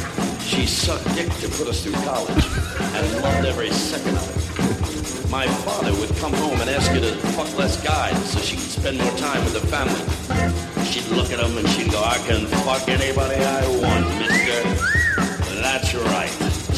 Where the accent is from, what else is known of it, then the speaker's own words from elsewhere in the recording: Philadelphia, Pennsylvania, United States; born there; I was born in Philadelphia